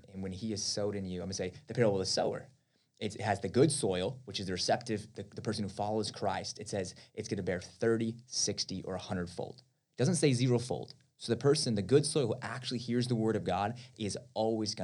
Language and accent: English; Albuquerque, New Mexico, United States; I'm from Albuquerque